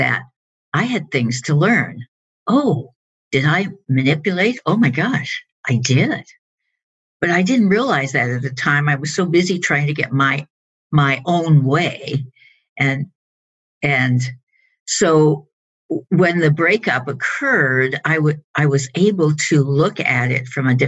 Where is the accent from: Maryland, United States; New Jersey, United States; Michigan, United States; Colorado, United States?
Colorado, United States; moved away as an adult; now in Los Angeles, United States; I grew up in Colorado, which is in the Rocky Mountain area. And I came to Los Angeles about 30 years ago